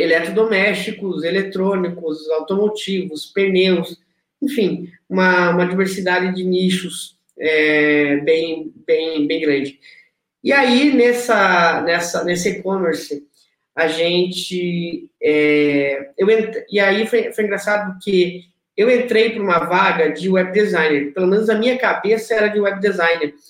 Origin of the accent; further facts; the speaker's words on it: interior of Paraná, Brazil; also born or lived in Rio Grande do Sul / São Paulo; now in Rio de Janeiro, Brazil; eu vim de uma cidade do interior do Paraná